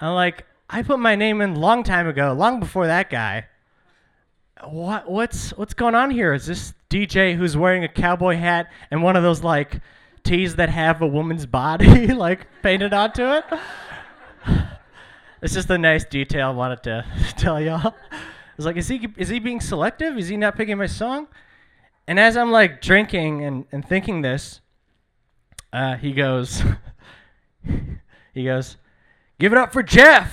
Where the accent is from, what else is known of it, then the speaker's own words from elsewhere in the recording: Burnaby, British Columbia, Canada; also born or lived in Iran; I'm from Iran, but I was raised in Burnaby.